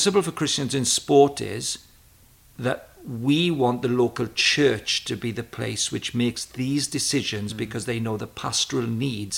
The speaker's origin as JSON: {"language": "English", "region": "Wales", "country": "United Kingdom", "also_born_or_lived": "Cambridge", "moved": "yes", "said": "I was a natural talker, being a Welshman"}